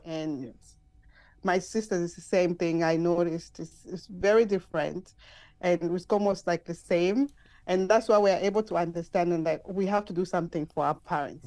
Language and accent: English; Zambia; moved away as an adult; now in United States; I'm from Zambia